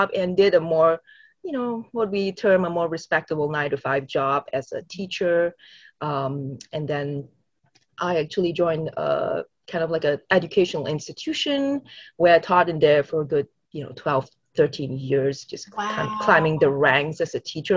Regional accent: Singapore; I grew up in Singapore from a very conservative Christian household

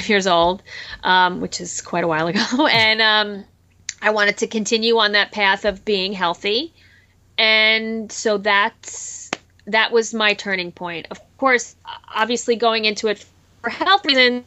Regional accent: New Jersey, United States; I grew up in New Jersey and we had a big garden

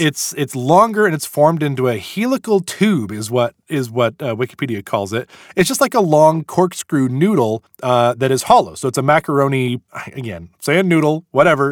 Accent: United States; We're American

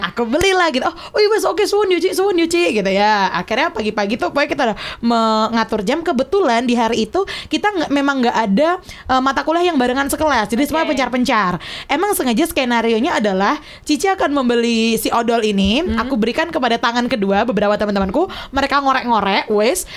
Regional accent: Yogyakarta, Special Region of Yogyakarta, Indonesia; Aku tuh lahir besar di Jogja

